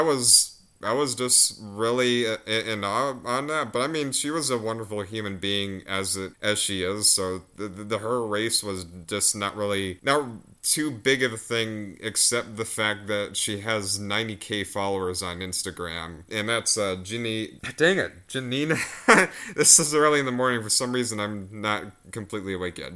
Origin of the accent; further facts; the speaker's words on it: United States; I'm American